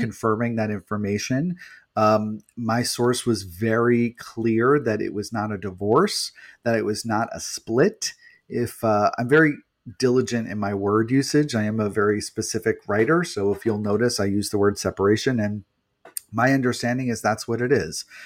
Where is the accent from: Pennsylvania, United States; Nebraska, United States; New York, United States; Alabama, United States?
New York, United States; I'm from New York